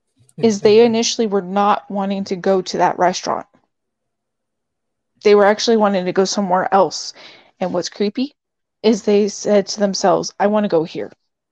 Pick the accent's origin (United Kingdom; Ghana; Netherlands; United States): Netherlands; We're all from the Netherlands.